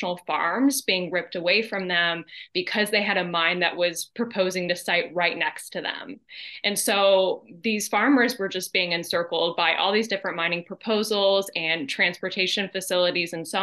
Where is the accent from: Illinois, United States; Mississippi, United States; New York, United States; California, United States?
Illinois, United States; Ottawa; moved away as an adult; now in Michigan City, United States; I'm originally from Illinois, from Ottawa, Illinois